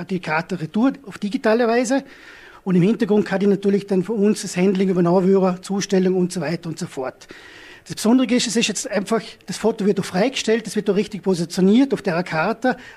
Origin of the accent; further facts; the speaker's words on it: Hohenems, Vorarlberg, Austria; ich komme aus Honems